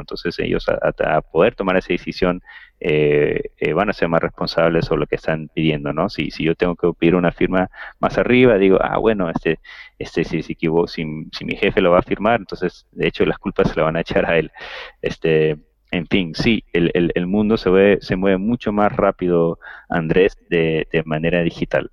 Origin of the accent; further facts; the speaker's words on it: Peru; como latinos o, o, peruanos